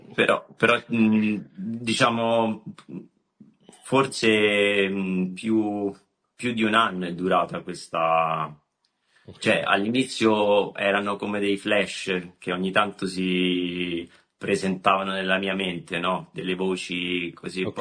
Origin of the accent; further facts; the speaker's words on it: Rome, Lazio, Italy; Sono nato, sono nato a Roma